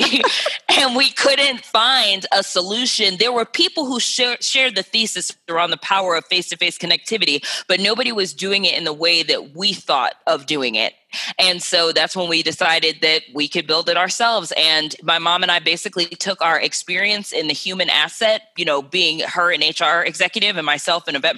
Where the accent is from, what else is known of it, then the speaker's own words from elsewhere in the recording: Cleveland, Ohio, United States; now in New York City, United States; I'm from Cleveland, Ohio